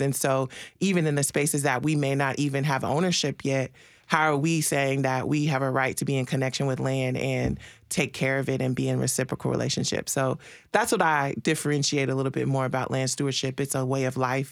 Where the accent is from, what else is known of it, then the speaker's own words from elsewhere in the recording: Marshall, Texas, United States; moved away; I'm originally from Texas. Um, my family, on both sides of my family are six, seven generations in East Texas, Marshall, Texas.